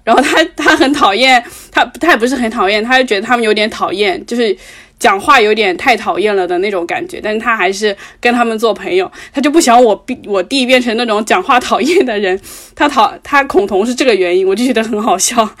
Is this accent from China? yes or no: yes; Guangdong, China; 我们广东人爱讲的一个